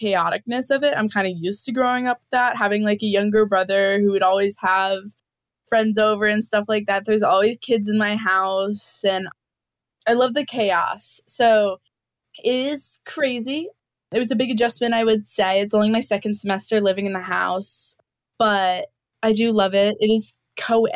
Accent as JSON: {"language": "English", "town": "Bridgewater", "region": "New Hampshire", "country": "United States", "tie": "born or raised there", "also_born_or_lived": "Canton, New York", "moved": "as an adult", "said": "I grew up in Bridgewater, New Hampshire"}